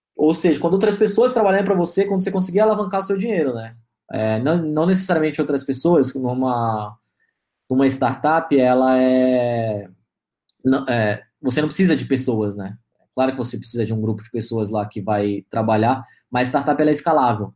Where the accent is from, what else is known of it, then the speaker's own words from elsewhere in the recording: Alphaville, São Paulo, Brazil; also born or lived in Manaus / Bahia; Meu pai veio conhecer Alphaville, gostou, e a gente acabou mudando. Estamos aqui já vai é, fazer 20 anos